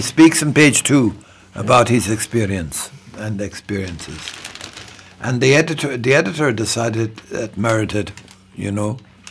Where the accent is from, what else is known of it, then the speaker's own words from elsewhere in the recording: Ireland; as an Irish man.